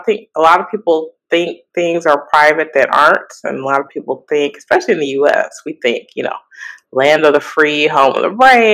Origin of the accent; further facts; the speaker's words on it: Gary, Indiana, United States; moved away as an adult; now in Chicago, United States; I was born in Chicago. I grew up actually in Gary, Indiana.